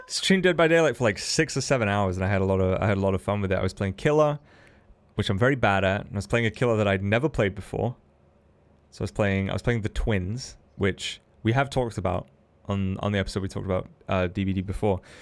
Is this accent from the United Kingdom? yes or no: yes; United Kingdom; Not because I'm a British man